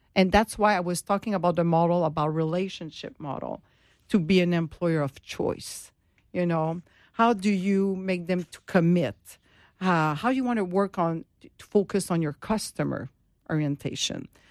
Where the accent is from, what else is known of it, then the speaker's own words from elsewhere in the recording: Montreal, Quebec, Canada; moved away as an adult; now in Florida, United States; I am from Montreal, and, and now I'm in Florida